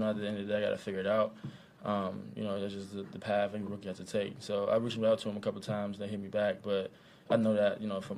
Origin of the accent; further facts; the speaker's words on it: Cincinnati, Ohio, United States; now in Kansas City, United States; I'm from Cincinnati. We had Gold Star and you know, Skyline